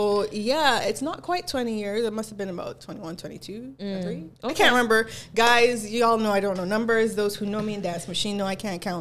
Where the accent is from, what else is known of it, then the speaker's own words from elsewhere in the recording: Jamaica; now in Barbados; I was born in Jamaica. Parents are Jamaican. Whole family is Jamaican. But I've lived here for a long time.